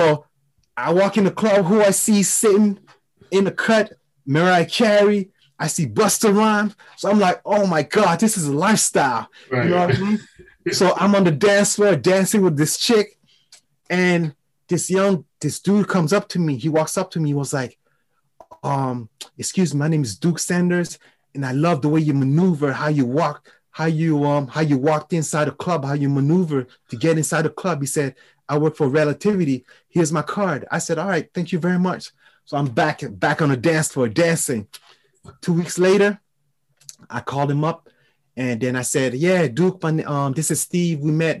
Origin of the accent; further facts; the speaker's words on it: France; accent: French; English is a second language; I was, you know, with my French accent, you know, everybody in New York was like very intrigued because my approach to people, it was different.